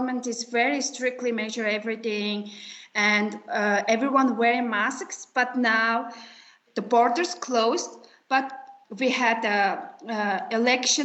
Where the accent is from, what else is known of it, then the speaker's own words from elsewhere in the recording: Mongolia; I'm from Mongolia